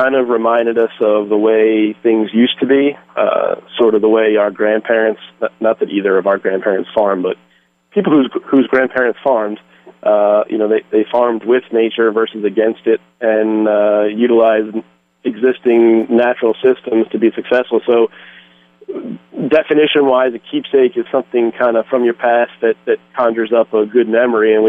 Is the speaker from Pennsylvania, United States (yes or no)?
yes; just outside of Philadelphia, Pennsylvania, United States; also born or lived in Delaware / Georgia / Lehigh Valley, Pennsylvania; I am from Pennsylvania. I grew up just outside of Philadelphia